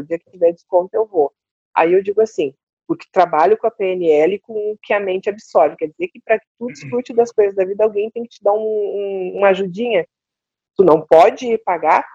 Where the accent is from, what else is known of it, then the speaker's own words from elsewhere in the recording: Porto Alegre, Rio Grande do Sul, Brazil; moved away; sou de Porto Alegre, sou gaúcha